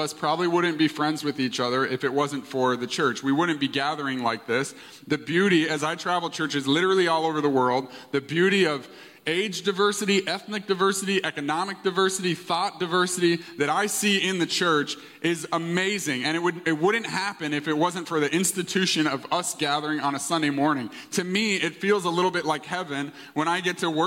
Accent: Canada; I was born in Canada. My parents are immigrant parents from England

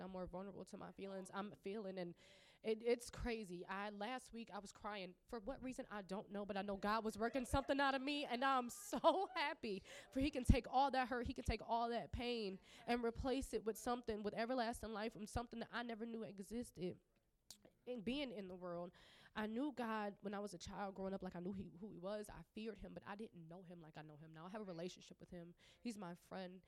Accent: Lockport, Illinois, United States; I'm 27 years old and I'm from Lockport, Illinois

